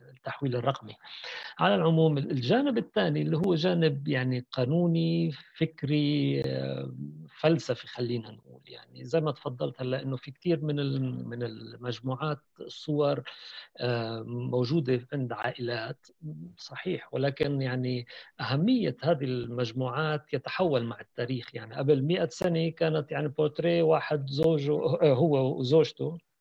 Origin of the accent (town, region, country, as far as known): Palestine